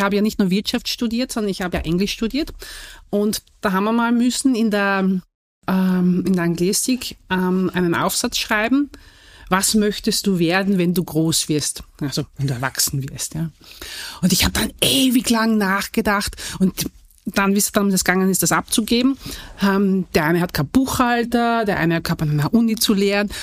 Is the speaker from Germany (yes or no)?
no; southern Austria, Austria; Ich komme ja nicht aus dem Wien, sondern ich komme ja aus dem Süden von Österreich